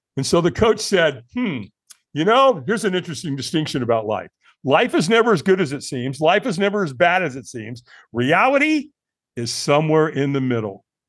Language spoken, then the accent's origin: English; Long Beach, California, United States; also born or lived in Hollywood, California; I moved from Hollywood to Long Beach. And, and so Bob and Pat Albin raised me.